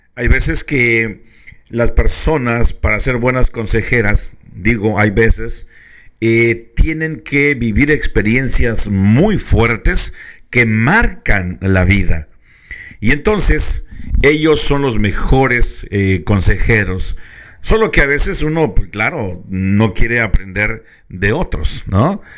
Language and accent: Spanish; Mexico; now in California, United States; muchos mexicanos eh, hemos tomado lugar otra vez de California